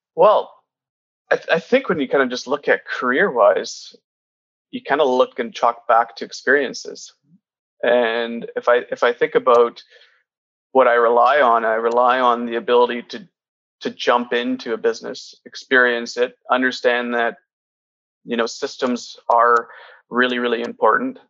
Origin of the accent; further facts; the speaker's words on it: Kitimat, British Columbia, Canada; my family's from portugal but I grew up in Kitimat in northern BC